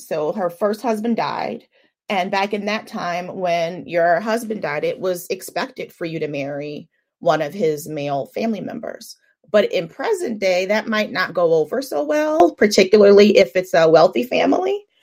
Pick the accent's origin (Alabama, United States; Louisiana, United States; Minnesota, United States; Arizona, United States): Louisiana, United States; New Orleans; also born or lived in Atlanta; I'm from New Orleans